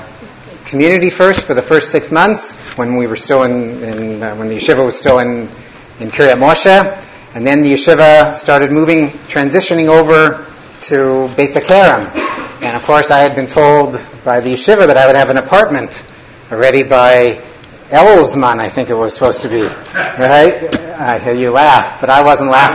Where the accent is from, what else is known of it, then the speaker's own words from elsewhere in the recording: Winnipeg, Manitoba, Canada; moved away as an adult; also born or lived in Toronto; I grew up in Winnipeg, Manitoba, Canada